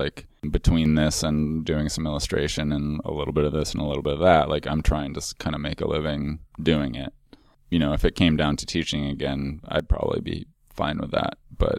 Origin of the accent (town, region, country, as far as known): Minneapolis, Minnesota, United States; also born or lived in Chicago; now in Portland, United States